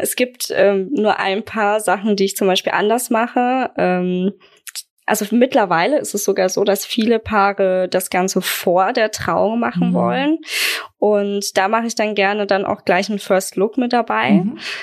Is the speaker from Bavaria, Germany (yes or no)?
yes; Aschaffenburg, Bavaria, Germany; Ich komme aus Aschaffenburg, bin 27 Jahre alt